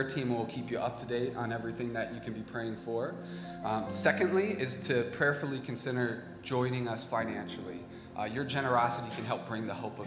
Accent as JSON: {"language": "English", "town": "Racine", "region": "Wisconsin", "country": "United States", "tie": "born or raised there", "moved": "yes", "said": "I grew up in Racine"}